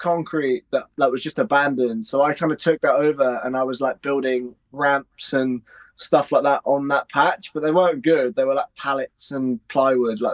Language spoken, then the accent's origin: English; Witcham, East of England, United Kingdom; I grew up in a little tiny village called Witcham, which is just outside Ely in Cambridgeshire.